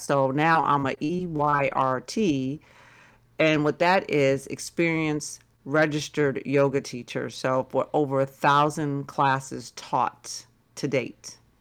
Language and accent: English; Massachusetts, United States; moved away; another part of Massachusetts, s-, closer to my hometown